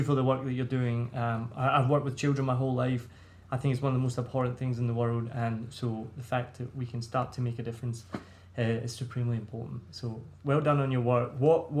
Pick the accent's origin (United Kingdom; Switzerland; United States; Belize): United Kingdom; Scotland; accent: Scottish; now in Vietnam; my Scottish accent